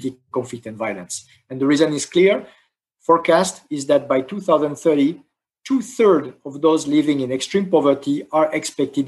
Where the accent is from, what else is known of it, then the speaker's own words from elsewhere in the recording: France; my home country, France